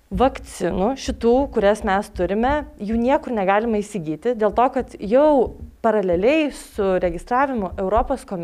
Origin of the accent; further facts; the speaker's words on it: Lithuania; mes lietuviai esam protingi žmonės.